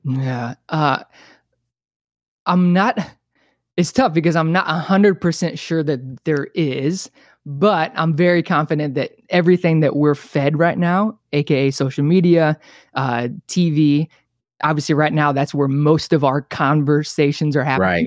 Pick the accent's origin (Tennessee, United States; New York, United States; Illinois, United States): Illinois, United States; Bethalto; moved away as an adult; now in California, United States; I was born and raised in a town called Bathalto, Illinois, like twenty-five minutes outside of Saint Louis